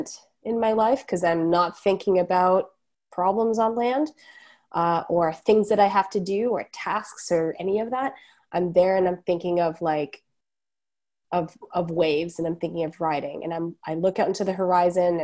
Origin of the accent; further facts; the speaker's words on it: Toronto, Ontario, Canada; I grew up in Etobicoke in Toronto